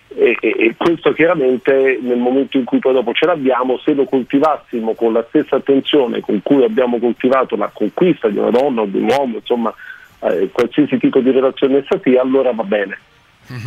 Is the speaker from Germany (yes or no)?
yes; Germany; moved away; la Germania è una cartina di tornasole perfetta, non solo perché è il mio paese